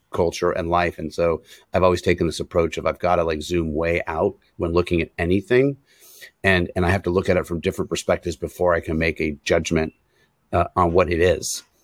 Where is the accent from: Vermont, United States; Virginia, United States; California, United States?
California, United States; San Francisco; I'm born and raised in San Francisco, California